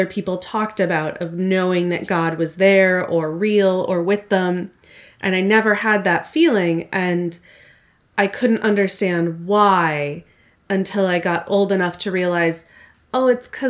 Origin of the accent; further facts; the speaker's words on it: Minnesota, United States; accent: Minnesotan; My California relatives say that I sound very Minnesotan.